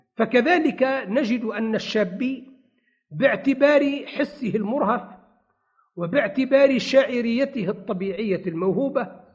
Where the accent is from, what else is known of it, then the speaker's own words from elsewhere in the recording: Tunisia; عندنا بتونس